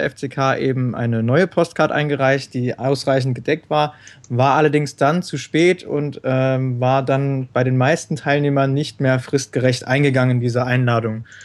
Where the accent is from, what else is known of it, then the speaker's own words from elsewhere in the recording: Rhineland-Palatinate, Germany; Ähm, ich komme aus der Nähe von Kaiserslautern und studiere auch an der TU in Kaiserslautern.